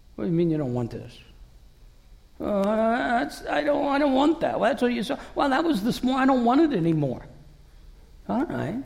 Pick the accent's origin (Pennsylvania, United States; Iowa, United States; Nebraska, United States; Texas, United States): Iowa, United States; Davenport; moved away